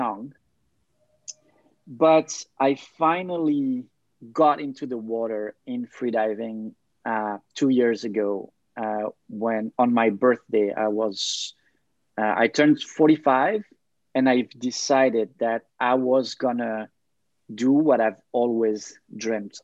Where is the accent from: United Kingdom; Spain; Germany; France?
France; moved away as an adult; also born or lived in Thailand / Denmark; now in Montreal, Canada; I have roots, family roots in Serbia, but I grew up in France